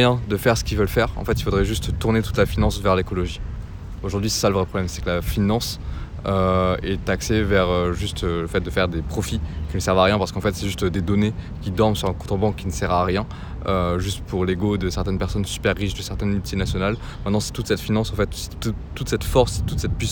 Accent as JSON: {"language": "French", "town": "Paris", "region": "Île-de-France", "country": "France", "said": "Bah, à la base, moi je suis"}